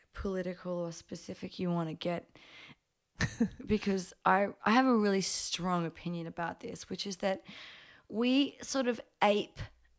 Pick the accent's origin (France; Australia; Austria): Australia; Brisbane, Queensland; also born or lived in Papua New Guinea; I'm 19. I'm from Brisbane.